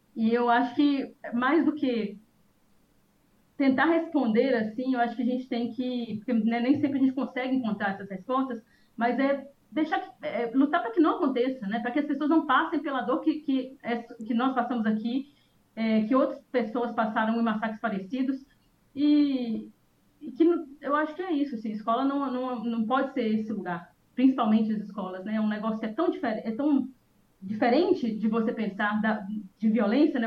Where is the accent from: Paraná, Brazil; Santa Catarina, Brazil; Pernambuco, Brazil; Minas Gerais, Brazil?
Minas Gerais, Brazil; now in Espírito Santo, Brazil; Eu sou mineira